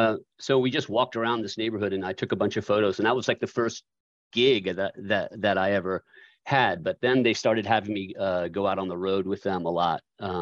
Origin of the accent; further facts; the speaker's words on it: Charlottesville, Virginia, United States; I grew up in Charlottesville.